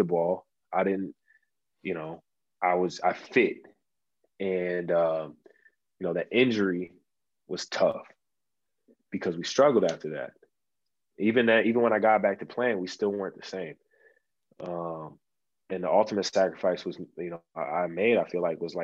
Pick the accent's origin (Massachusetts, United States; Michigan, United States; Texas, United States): Michigan, United States; Auburn Hills; it was at the Palace, you know, my hometown.